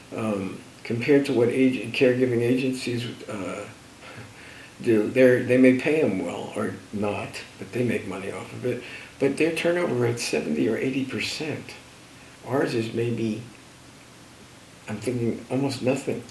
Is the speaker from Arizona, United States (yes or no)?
no; New Jersey, United States; born or raised there